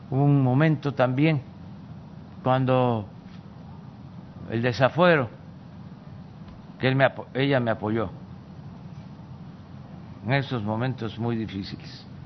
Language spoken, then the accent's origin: Spanish; Tabasco, Mexico; tenía que ver con mi estado, con mi tierra, con mi agua